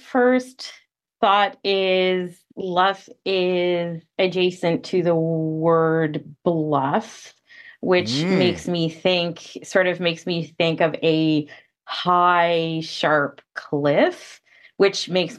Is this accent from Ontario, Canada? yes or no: yes; Ottawa, Ontario, Canada; also born or lived in St. Catharines; Ottawa is my hometown.